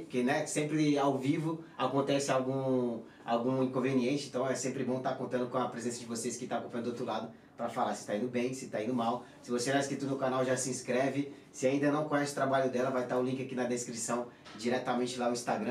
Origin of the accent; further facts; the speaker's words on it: Pará, Brazil; also born or lived in Santos / Praia Grande; now in Madrid, Spain; Eu, eu, eu nasci, nasci, nasci lá no Pará, só que eu fui para Santos em 2009.